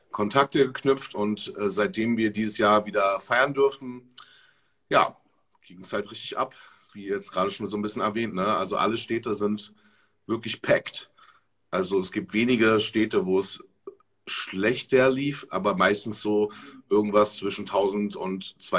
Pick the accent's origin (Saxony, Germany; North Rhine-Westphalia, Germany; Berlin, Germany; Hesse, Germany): Berlin, Germany; also ich komme ja aus Berlin und habe auch schon äh, viele, viele Jahre, ich mache seit über zehn Jahren Events in Berlin.